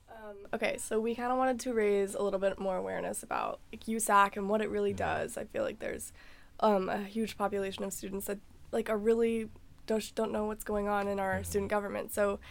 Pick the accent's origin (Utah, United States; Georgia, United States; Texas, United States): Texas, United States; moved away; I'm from Texas.